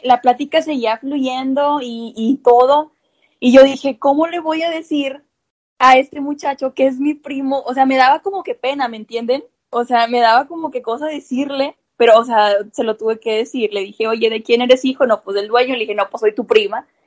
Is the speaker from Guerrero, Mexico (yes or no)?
no; Montemorelos, Nuevo León, Mexico; soy de Montemorelos, Nuevo León